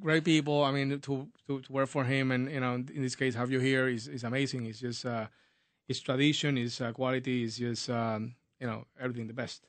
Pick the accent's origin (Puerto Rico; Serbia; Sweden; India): Puerto Rico; moved away as an adult; now in United States; I'm born and raised in Puerto Rico, moved to the United States, uh, a while ago